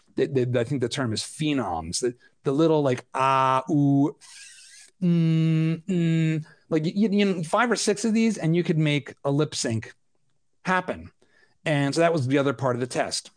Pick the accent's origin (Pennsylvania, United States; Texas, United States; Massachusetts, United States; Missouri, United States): Pennsylvania, United States; Philadelphia; I'm a Philadelphian